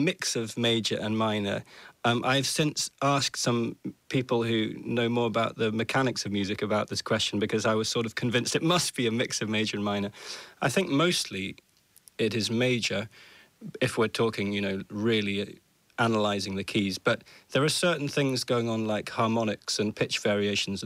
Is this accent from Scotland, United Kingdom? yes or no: yes; Orkney, Scotland, United Kingdom; I grew up in Orkney, and just completely by accident almost, I was born and raised in this place